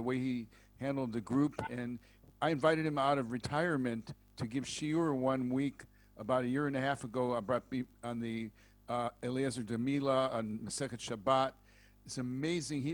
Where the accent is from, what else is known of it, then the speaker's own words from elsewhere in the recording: United States; accent: American; also born or lived in Montreal; now in Netanya, Israel; I'm American, as you can tell, the way I speak.